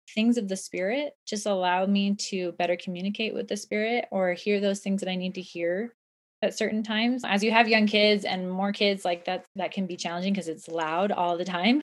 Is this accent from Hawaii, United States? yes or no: no; Southern California, United States; now in Utah, United States; I live in Utah, but I was raised in Southern California